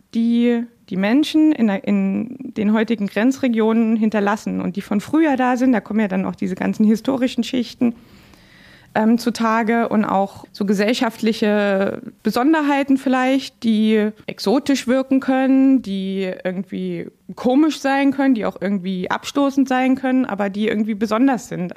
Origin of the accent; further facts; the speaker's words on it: Dresden, Saxony, Germany; moved away as an adult; also born or lived in Görlitz / Zittau; now in Frankfurt (Oder), Germany; in Dresden, wo ich aufgewachsen bin